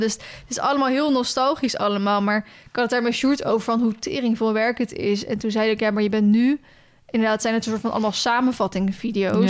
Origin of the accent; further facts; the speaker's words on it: Netherlands; wij spreken als Nederlanders